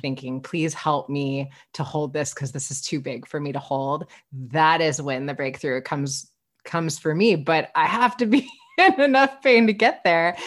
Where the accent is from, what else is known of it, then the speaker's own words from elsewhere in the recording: Midwest, United States; I grew up in the Midwest